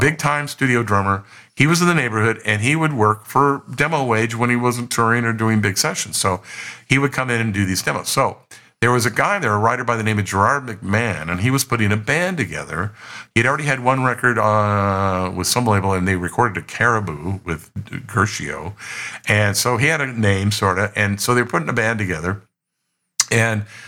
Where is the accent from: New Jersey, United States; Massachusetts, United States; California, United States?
California, United States; San Joaquin Valley; we grew up together in the San Joaquin Valley